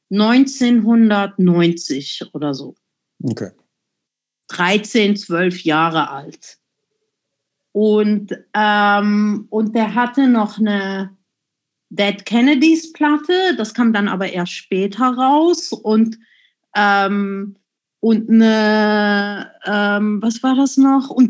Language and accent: German; Zurich, Switzerland; Und ich bin ja in der Agglomeration von Zürich groß geworden. Äh, Seebach hieß das Kaff